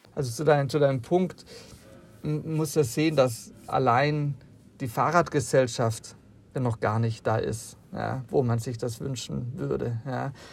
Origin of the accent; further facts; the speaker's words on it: Southern Germany, Germany; ich komme selber aus Süddeutschland